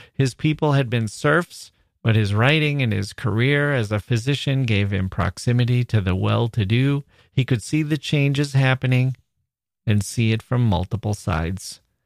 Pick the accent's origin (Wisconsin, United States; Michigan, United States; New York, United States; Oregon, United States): Wisconsin, United States; as an American